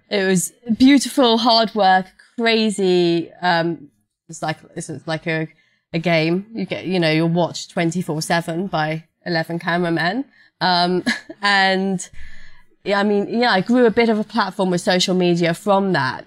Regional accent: London, United Kingdom; I'm a London girl. I grew up in London, from London

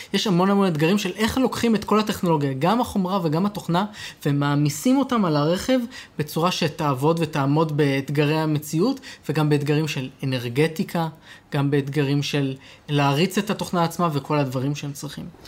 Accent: Israel; אצלנו בישראל

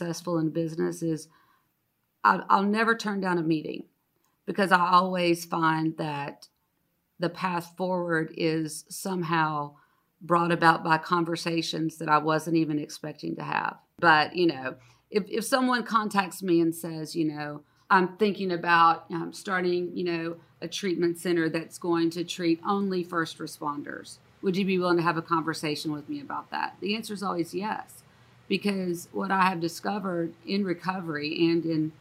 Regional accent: Moultrie, Georgia, United States; I was born in Moultrie, Georgia. I used to joke and say, I think I'm somehow related to everybody in Moultrie, Georgia in some form or fashion.

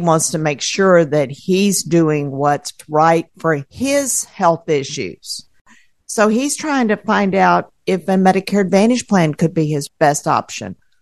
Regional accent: Houston, Texas, United States; I'm from Houston, Texas.

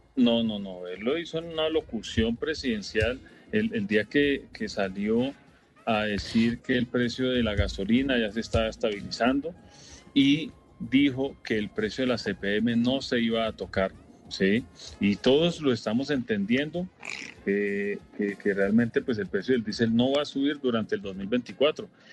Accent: Colombia; como colombianos

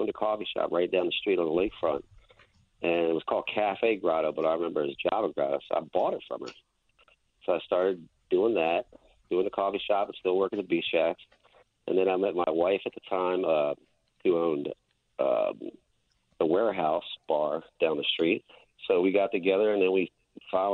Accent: Cape May, New Jersey, United States; moved away as an adult; now in New Orleans, United States; I was born and raised in Cape May, New Jersey

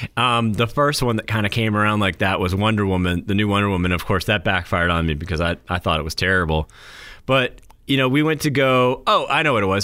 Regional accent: New Hampshire, United States; moved away

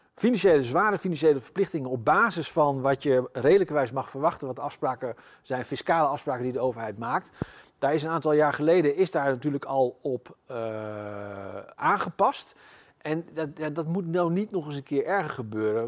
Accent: Zutphen, Gelderland, Netherlands; in mijn geboortestad Zutphen

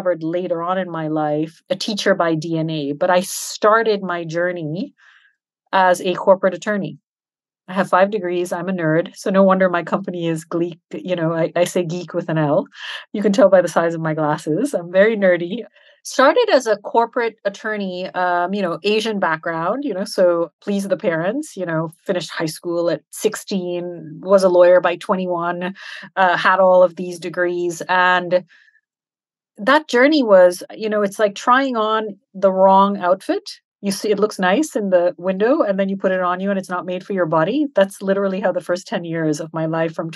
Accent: Switzerland; also born or lived in Canada / Trinidad and Tobago; now in Dubai, United Arab Emirates; I was educated and brought up in Europe, in Switzerland

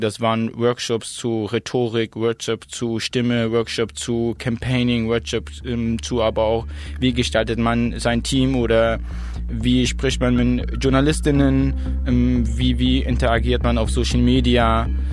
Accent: Plauen, Saxony, Germany; also born or lived in Zakho, Iraq; now in Dresden, Germany; bin geboren in Sacho, das ist eine Stadt im Nordirak, hm, bin aufgewachsen in Plauen

